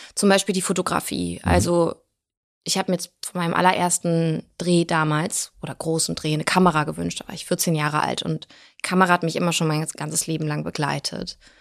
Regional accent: Germany; also born or lived in Blagoveshchensk, Russia; wenn man in einem, in einem Land aufwächst, in Deutschland, und aber komplett sowjetisch sozialisierte Eltern hat

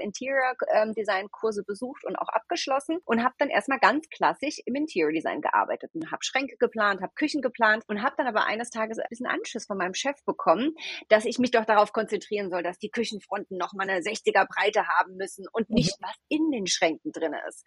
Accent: Rhineland-Palatinate, Germany; moved away as an adult; also born or lived in United States; now in Berlin, Germany; gebürtige Deutsche. Ich komme aus einem mhm. kleinen Dorf in der schönen Pfalz

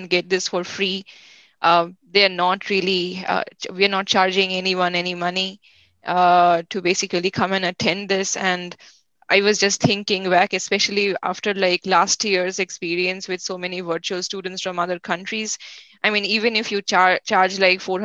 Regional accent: India; now in United States; I'm from India myself

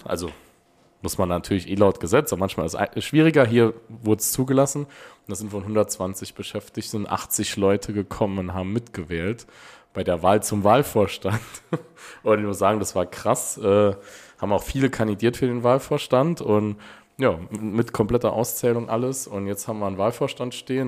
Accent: Neunkirchen, Saarland, Germany; Bei uns in Neunkirchen

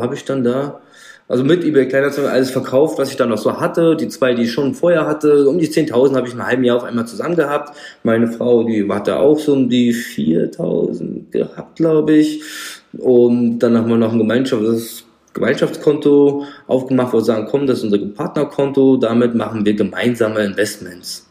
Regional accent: Frankfurt am Main, Darmstadt, Rhine-Main area, Hesse, Germany; ich komme hier aus Frankfurt am Main, Darmstadt, also Rhein-Main-Gebiet

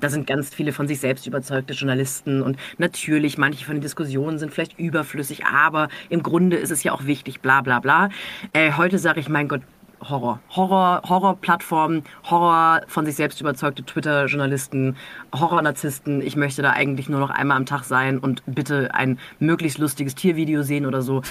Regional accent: near Freiburg, Baden-Württemberg, Germany; born or raised there

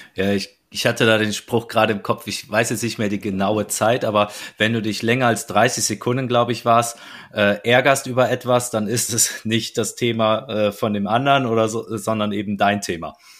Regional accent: North Rhine-Westphalia, Germany; wie man bei uns äh, in meiner Heimat sagt, et kütt wird kütt und et hätt noch immer Jotje Jange.

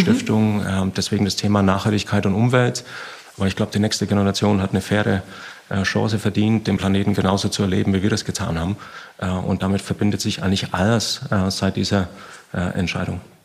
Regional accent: Bavaria, Germany; komme aus dem Süden, bin aus Bayern.

